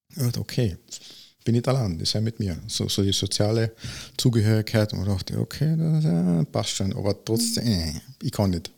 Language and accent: German; Villach, Carinthia, Austria